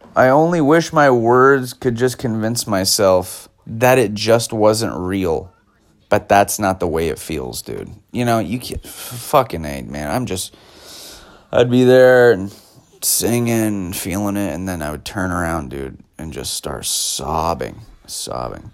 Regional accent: United States; as an American person in America being taught history as an American

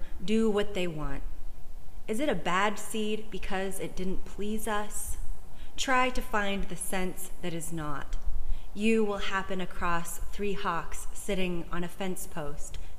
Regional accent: Joshua Tree, California, United States; also born or lived in Landers, California; I grew up in Joshua Tree, actually, not too far from here, over on Sunset Road

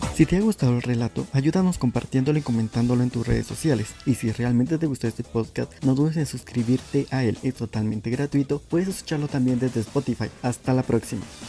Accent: Guatemala; nosotros como guatemaltecos

